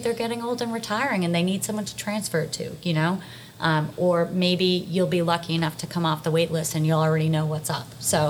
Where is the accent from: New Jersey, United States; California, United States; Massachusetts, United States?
Massachusetts, United States; Duxbury; So I grew up in Duxbury